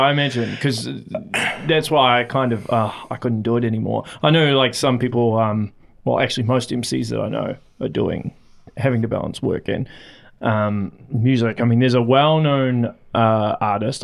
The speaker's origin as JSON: {"language": "English", "region": "Auckland", "country": "New Zealand", "moved": "as an adult", "said": "I'm originally from Auckland"}